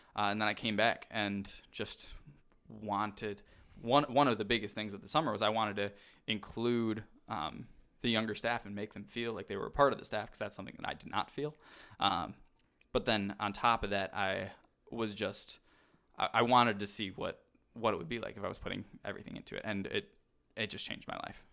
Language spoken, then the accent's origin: English; Milwaukee, Wisconsin, United States; I grew up in Milwaukee